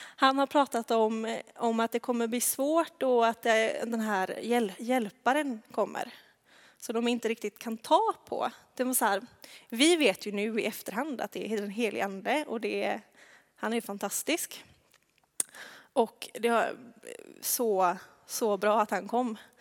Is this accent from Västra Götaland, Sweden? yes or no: yes; Tvärred, Västra Götaland, Sweden; accent: västgötska (not much); moved away; där är jag uppvuxen